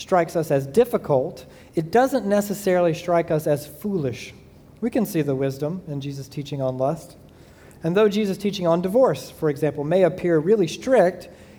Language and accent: English; Southeast Georgia, United States; moved away; I grew up in Southeast Georgia